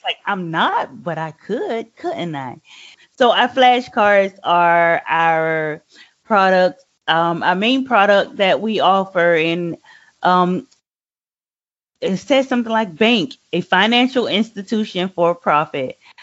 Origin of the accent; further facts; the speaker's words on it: Savannah, Georgia, United States; I live and born and raised in Savannah, Georgia